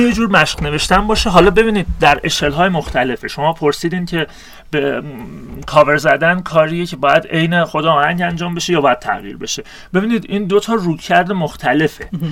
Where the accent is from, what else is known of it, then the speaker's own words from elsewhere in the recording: Iran; منی که انسانی هم که در شرق زاده شدم در ایران زاده شدم